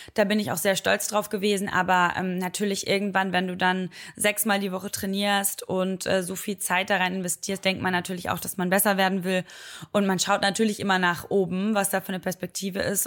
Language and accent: German; Oberhausen, North Rhine-Westphalia, Germany; so heißt das bei uns in Oberhausen